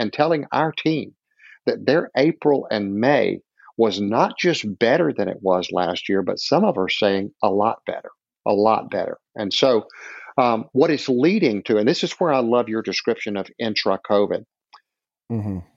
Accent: the South, United States; I'm from the South

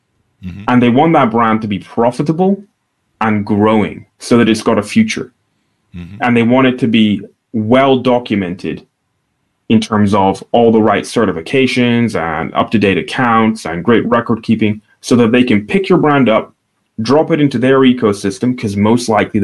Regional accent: Aberdeen, Scotland, United Kingdom; I'm from Northeast Scotland. And the town I'm from is a small city called Aberdeen.

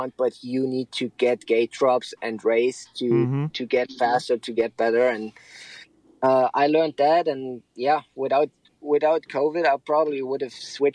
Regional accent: eastern Germany, between Leipzig and Dresden, Saxony, Germany; I'm from the east, like basically in between Leipzig and Dresden

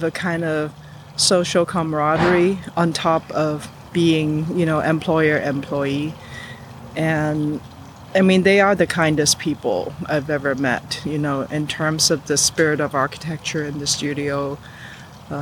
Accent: Hong Kong; also born or lived in New York; now in Los Angeles, United States; growing up in Hong Kong, being middle class means that there is a nanny

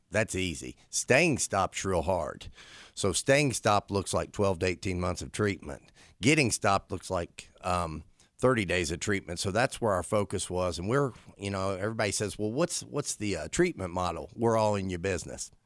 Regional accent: St. Albans, West Virginia, United States; I was born and raised in Saint Albans, West Virginia

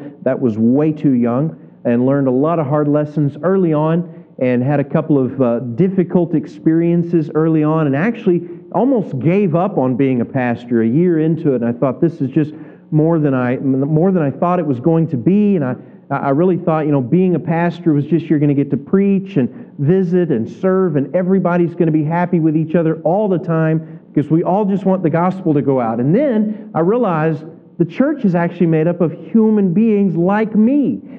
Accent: Kentucky, United States; moved away as an adult; also born or lived in California / Northwest Arkansas; now in Rogers, United States; I grew up in Kentucky, spent 28 years there.

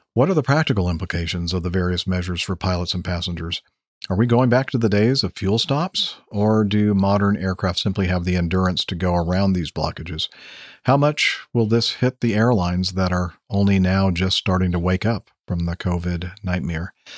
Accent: South Dakota, United States; moved away; my home state, Sa, South Dakota

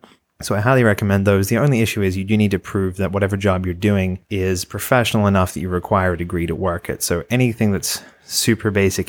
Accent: Australia; Conveniently, I'm also from Australia.

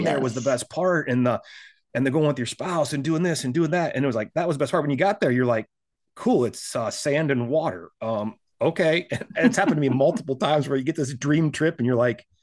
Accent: South Dakota, United States; now in Texas, United States; I came to Texas from South Dakota

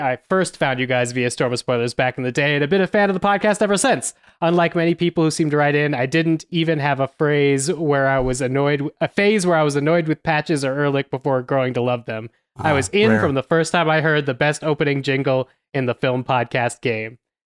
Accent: Toronto, Ontario, Canada; It's a very small Canadian indie. I'm from Toronto, but we've managed to secure a limited theatrical run across the US and Canada on September 22nd.

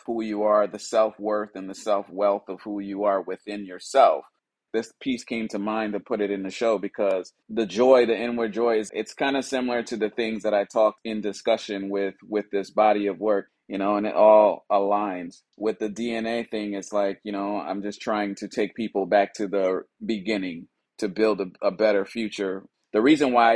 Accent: Liberia; now in Los Angeles, United States; I'm originally from West Africa, Liberia, based out of Los Angeles, California

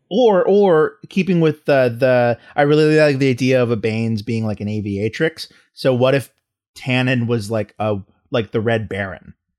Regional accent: Texas, United States; I'm from the South. I'm from Texas

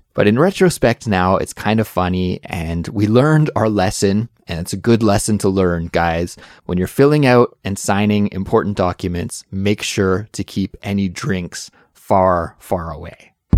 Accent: Canada; moved away as an adult; now in Seoul, South Korea; I'm originally from Canada, but now I live in Seoul, South Korea

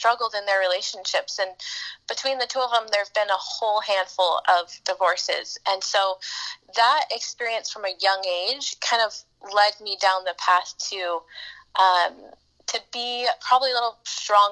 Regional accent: Anaheim, California, United States; now in Washington, D.C., United States; I was born in Anaheim and grew up in Orange County

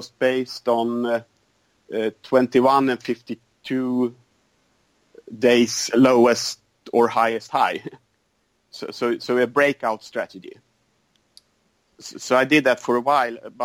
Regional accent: Sweden; I'm from Sweden, and I live on the countryside

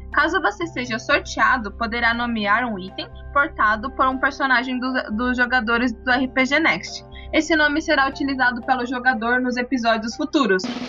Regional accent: Marília, São Paulo, Brazil; now in Curitiba, Brazil; eu sou do interior de São Paulo, eu sou de Marília

